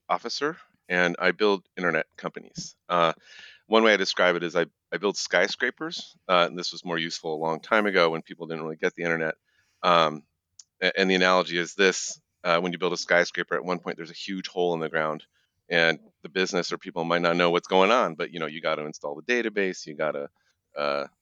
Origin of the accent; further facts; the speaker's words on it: Midwest, United States; moved away; I'm originally from the Midwest